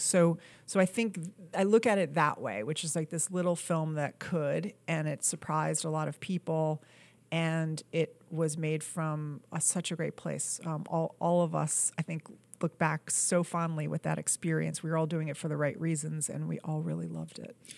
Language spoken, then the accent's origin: English; New York, United States; also born or lived in Boston; I was raised in New York